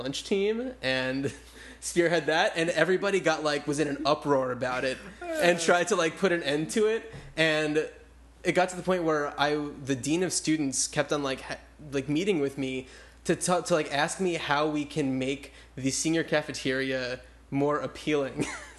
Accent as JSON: {"language": "English", "region": "New Jersey", "country": "United States", "tie": "born or raised there", "said": "And I grew up in New Jersey, so there were a few months, the winter time, as some call it, where it was the courtyard was like filled with snow and everything"}